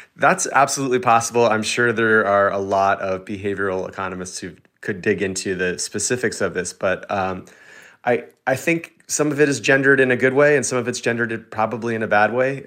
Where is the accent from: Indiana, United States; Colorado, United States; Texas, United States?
Texas, United States; I grew up in Texas, which is, you know, very much car forward